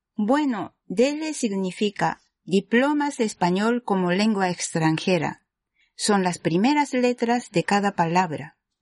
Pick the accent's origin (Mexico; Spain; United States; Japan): Japan; Spanish is a second language; soy japonesa y también soy profesora de español.